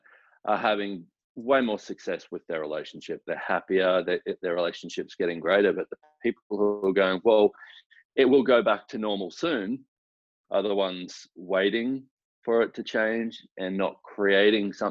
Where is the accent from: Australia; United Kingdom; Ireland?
Australia; now in Houston, United States; I am originally from Australia